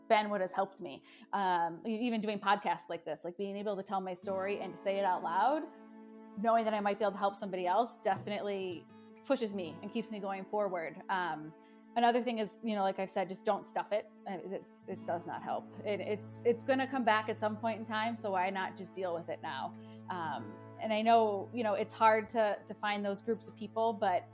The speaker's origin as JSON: {"language": "English", "town": "Buffalo", "region": "New York", "country": "United States", "tie": "born or raised there", "moved": "as an adult", "lives_now": "North Texas, United States", "said": "I grew up in New York, near Buffalo, New York, so Western New York"}